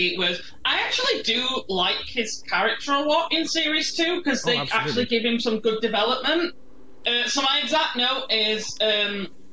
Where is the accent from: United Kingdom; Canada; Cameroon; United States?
United Kingdom; the north of England; I'm from a part of England where that is still like a very commonly used word for a cigarette.